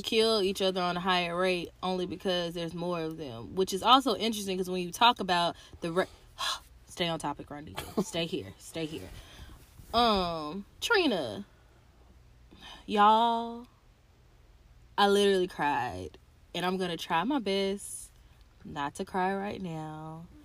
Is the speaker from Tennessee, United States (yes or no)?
yes; Tennessee, United States; I'm from Tennessee